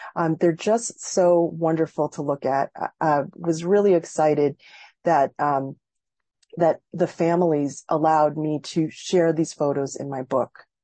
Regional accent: Massachusetts, United States; a Filipino American growing up in Massachusetts

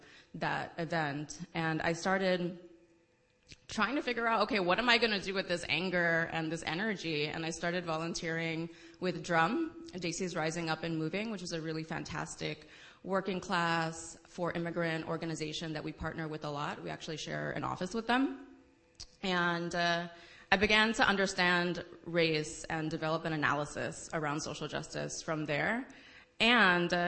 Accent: New York City, New York, United States; I am born and raised in the Bronx, New York

